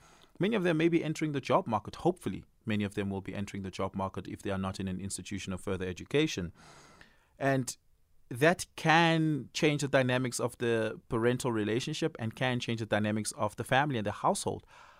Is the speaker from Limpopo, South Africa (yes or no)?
no; Johannesburg, Gauteng, South Africa; And especially because we're from Johannesburg, we've lived here all our lives.